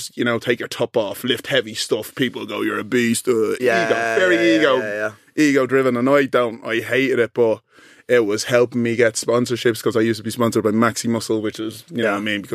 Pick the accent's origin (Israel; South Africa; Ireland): Ireland; Dublin, Leinster; moved away as an adult; now in London, United Kingdom; So my whole life, I grew up in Dublin, black fella.